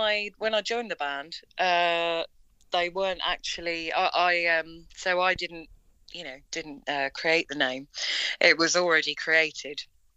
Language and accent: English; Tollesbury, East of England, United Kingdom; And then I'm from Tollesbury. So we're kind of spread about, but we all, get together in Colchester and do rehearsals.